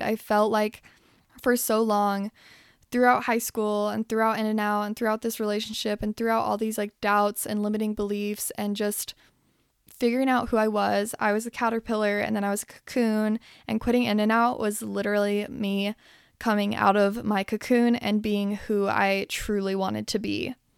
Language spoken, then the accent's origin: English; Salt Lake City, Utah, United States; now in Los Angeles, United States; I was born here in Los Angeles, and then when I was eight, I moved to Salt Lake City, Utah, and that is where I did my growing up.